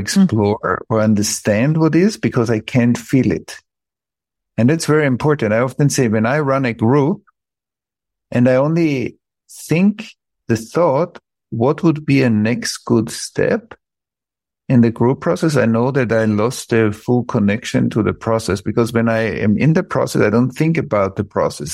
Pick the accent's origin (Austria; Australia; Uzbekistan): Austria; Vienna; I grew up in Vienna, outside of Vienna.